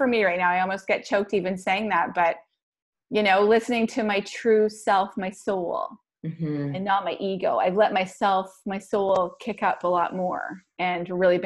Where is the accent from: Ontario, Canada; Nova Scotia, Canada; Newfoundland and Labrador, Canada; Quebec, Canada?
Ontario, Canada; Barrie; also born or lived in Kingston, Ontario / British Columbia; So I'm from Barrie, Ontario. I was born in Kingston, but raised in Barrie